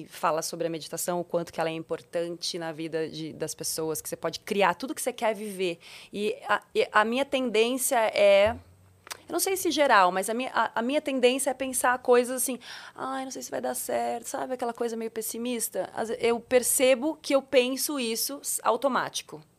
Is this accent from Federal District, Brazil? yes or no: no; Curitiba, Paraná, Brazil; Eu nasci em Curitiba.